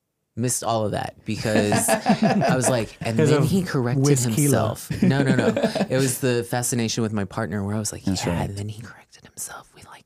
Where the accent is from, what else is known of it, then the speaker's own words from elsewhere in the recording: San Antonio, Texas, United States; I'm from San Antonio. I was born here.